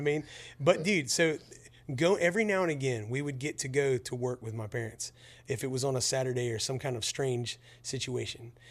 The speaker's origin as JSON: {"language": "English", "town": "Pensacola", "region": "Florida", "country": "United States", "tie": "born or raised there", "said": "I grew up near Pensacola, Florida"}